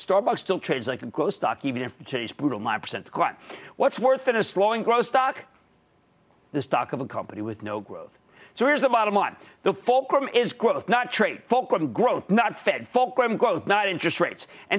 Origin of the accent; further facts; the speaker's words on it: New Jersey, United States; How about Stefano in my home state of New Jersey?